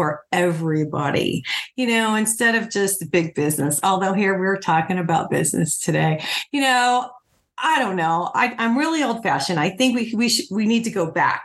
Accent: Highland County, Ohio, United States; I grew up in Highland County, so right off of US 50

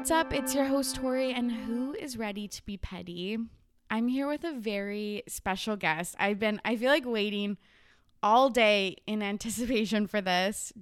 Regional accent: Canada; I'm Canadian

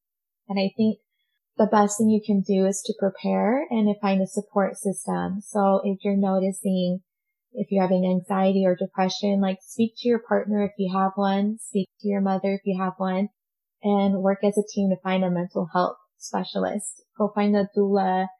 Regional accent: Utah, United States; also born or lived in Montreal, Quebec, Canada; I was raised in Utah

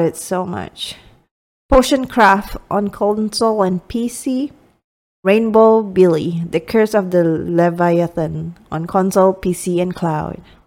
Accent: Miri, Sarawak, Malaysia; moved away as an adult; my hometown is, um, in Miri, which is a city in Malaysia.

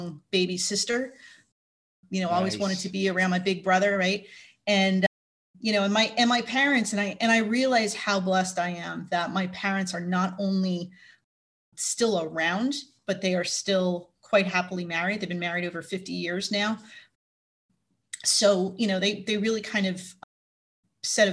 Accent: Plainfield, New Jersey, United States; first language English; also born or lived in Elizabeth, New Jersey / Monmouth County, New Jersey; I grew up in a town called Plainfield, which is one of the bigger cities in New Jersey

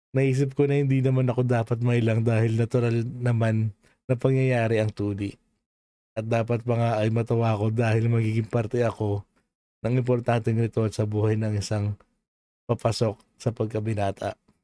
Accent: Philippines; also born or lived in Parañaque; now in United States; born and raised in Philippines tayo

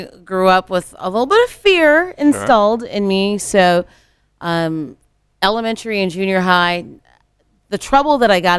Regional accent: Columbus, Ohio, United States; also born or lived in Nashville, Tennessee; I hail from Columbus, you know. I grew up in Columbus, went to school in Columbus.

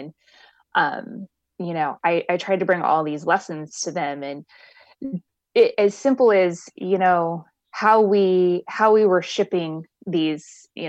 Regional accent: Midwest, United States; also born or lived in Miami; So I, you know, I grew up in the Midwest, and like I said, I've lived a lot of places.

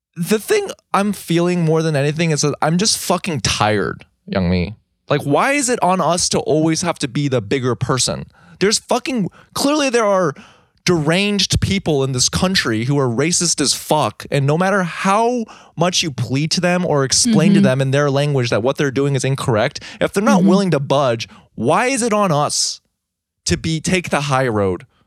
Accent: United States; I grew up in America

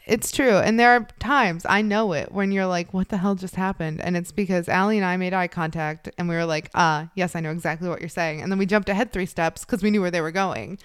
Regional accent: Chicago, Illinois, United States; I grew up in the Chicagoland area

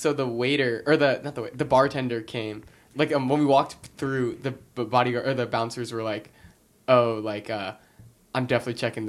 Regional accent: California, United States; moved away as an adult; now in Boston, United States; I was like, I'm from California.

